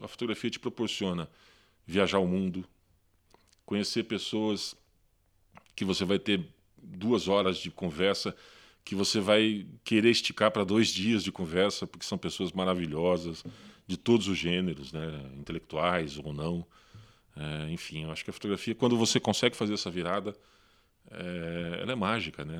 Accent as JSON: {"language": "Portuguese", "town": "Londrina", "region": "Paraná", "country": "Brazil", "tie": "born or raised there", "moved": "as an adult", "lives_now": "Curitiba, Brazil", "said": "Sou natural de Londrina, mas já vivo aqui em Curitiba há 25 anos"}